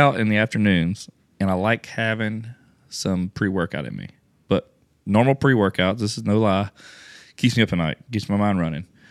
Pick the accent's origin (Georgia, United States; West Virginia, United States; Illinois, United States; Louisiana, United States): Louisiana, United States; I'm from Louisiana